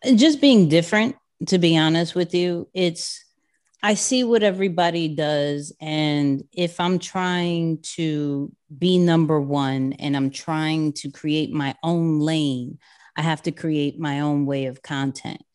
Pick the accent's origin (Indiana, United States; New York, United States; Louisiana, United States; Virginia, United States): New York, United States; New York City; I'm a kid from Queens, um, born and raised there.